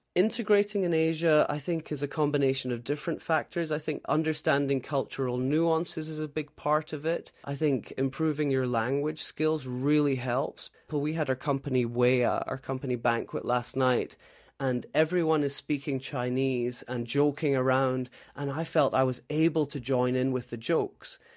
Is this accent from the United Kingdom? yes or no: yes; Scotland, United Kingdom; moved away as an adult; also born or lived in Shanghai, China; now in Taipei, Taiwan; I'm originally from Scotland